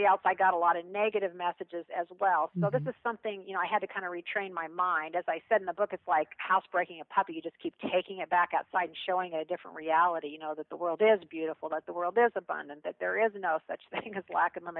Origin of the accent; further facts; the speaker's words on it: Kansas, United States; I'm a kid from Kansas